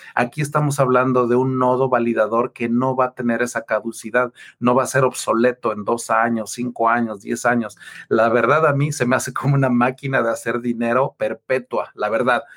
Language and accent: Spanish; Taxco, Guerrero, Mexico; also born or lived in Mexico City; yo soy mexicano, yo soy de ahí cerquita de, Ciudad de México, de Tasco